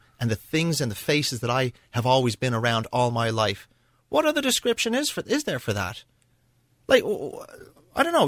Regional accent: Lawndale, California, United States; now in Ireland; I was born in Los Angeles. And we lived in a small bungalow in an area that was on the edge of Redondo Beach in Lawndale

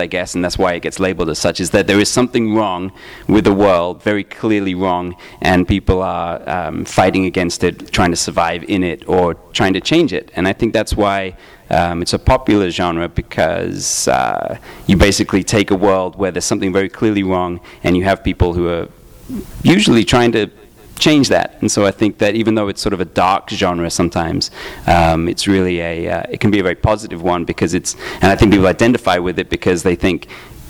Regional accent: England, United Kingdom; I grew up in England, and I used to get, I used to buy 2000 AD with my pocket money

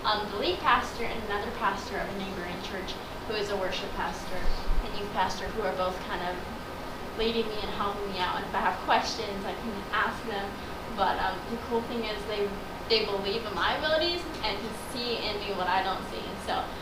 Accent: Millersburg, Ohio, United States; Abundant Life in my hometown, Millersburg, Ohio

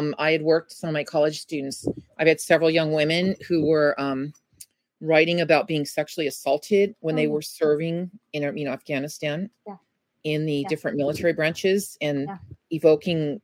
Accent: San Bernardino, California, United States; also born or lived in Rialto; I was born in San Bernardino

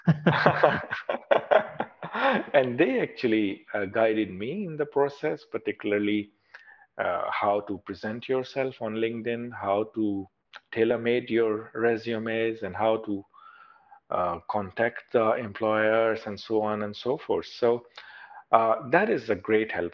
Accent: Pakistan; moved away as an adult; now in Australia; I was working in, in my home country as a consultant

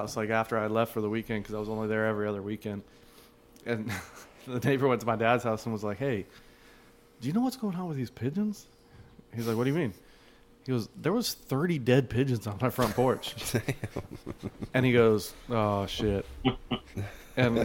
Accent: Arizona, United States; I grew up in Arizona

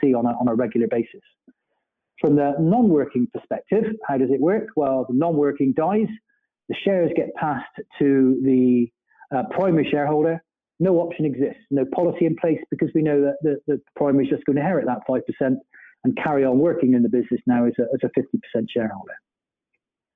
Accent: Bristol, South West England, United Kingdom; accent: Bristolian; my Bristolian accent

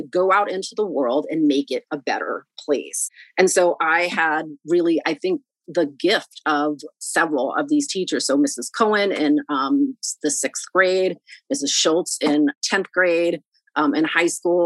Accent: Boston, Massachusetts, United States; also born or lived in New York; I was born in New York, and then my parents separated in the early 1980s is when my mom relocates with me and my brothers to Boston, and right. Then we spend many years here. So I've been mostly educated here

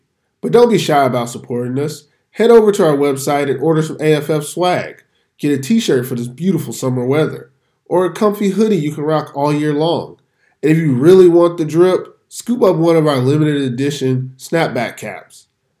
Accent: Texas, United States; I'm from Texas.

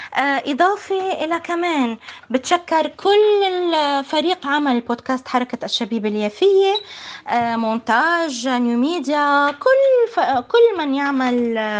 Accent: Palestine; أنا كابنة فلسطين

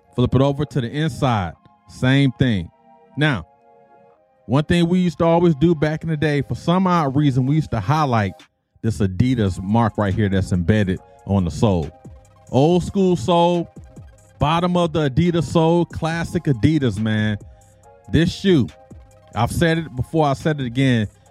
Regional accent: Detroit, Michigan, United States; moved away; also born or lived in Okinawa, Japan; growing up in Detroit

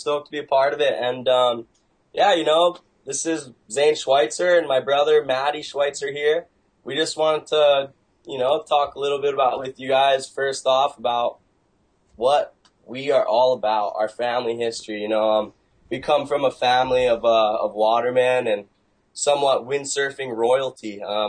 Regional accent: Maui, Hawaii, United States; growing up in Maui with my family

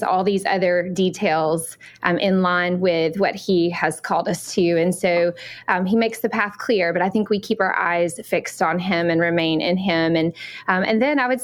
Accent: Alabama, United States; accent: Southern; moved away as an adult; I grew up in Alabama, so that's for my Southern accent

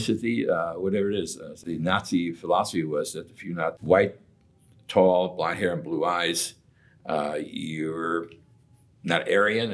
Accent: Chicago, Illinois, United States; moved away; I'm originally from Chicago

